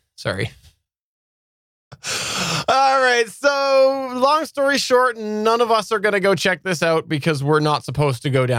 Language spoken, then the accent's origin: English; Canada; I'm Canadian.